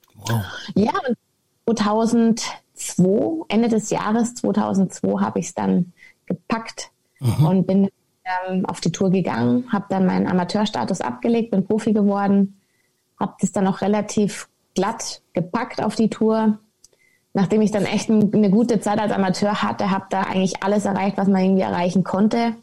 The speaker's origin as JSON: {"language": "German", "town": "Munich", "region": "Bavaria", "country": "Germany", "tie": "born or raised there", "said": "ich komme ursprünglich aus München, ähm, bin ein echtes Münchner Kindl"}